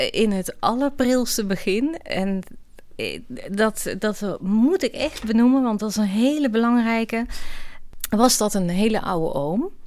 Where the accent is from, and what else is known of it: Oss, North Brabant, Netherlands